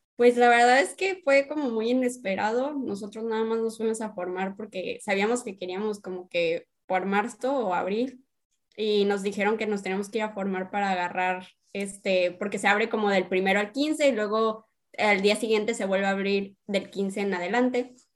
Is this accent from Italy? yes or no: no; Sonora, Mexico; moved away as an adult; now in Mexicali, Mexico; yo la verdad soy de Sonora, pero pues ya llevo dos años cachito aquí en Mexicali